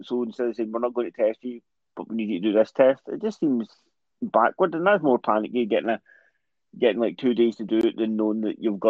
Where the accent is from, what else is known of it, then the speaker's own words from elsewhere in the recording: Scotland, United Kingdom; as a Scot